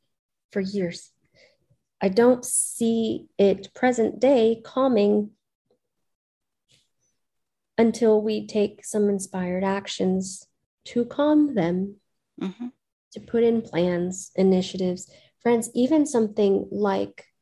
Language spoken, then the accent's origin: English; Gulf Coast, United States; I'm from the Gulf Coast